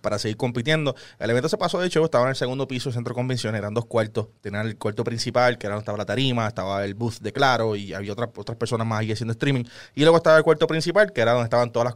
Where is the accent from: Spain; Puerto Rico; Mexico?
Puerto Rico; estamos en Puerto Rico